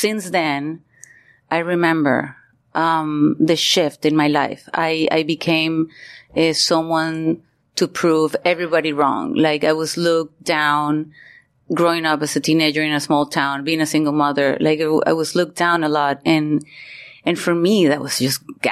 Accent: Maracaibo, Zulia, Venezuela; moved away as an adult; also born or lived in Miami / New York; I was born and raised in Venezuela, in Maracaibo, Venezuela

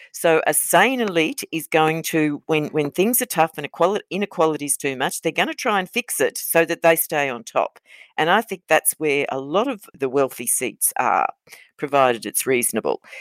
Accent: Queensland, Australia; I'm a Queenslander

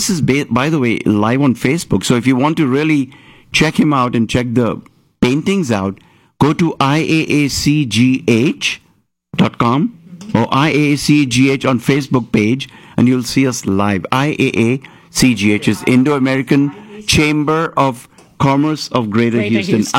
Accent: Mumbai, Maharashtra, India; moved away; I'm from Bombay

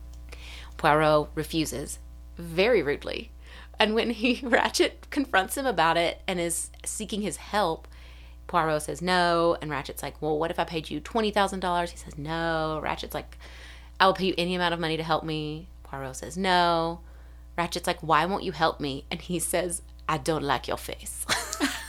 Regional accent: United States; as an American

